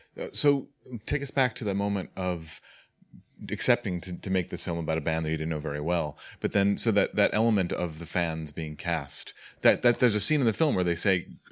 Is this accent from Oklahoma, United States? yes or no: no; Staten Island, New York, United States; I'm from Staten Island.